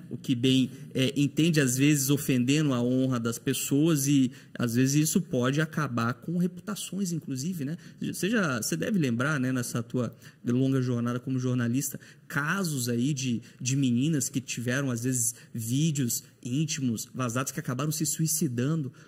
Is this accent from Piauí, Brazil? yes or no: yes; Teresina, Piauí, Brazil; moved away as an adult; now in Paraná, Brazil; Lá no meu estado natal, no Piauí, em Teresina